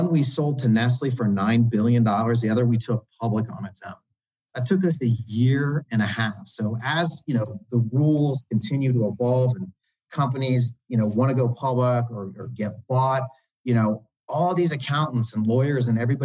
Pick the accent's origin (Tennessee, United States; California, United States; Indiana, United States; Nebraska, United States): Indiana, United States; moved away; I'm from Indiana originally.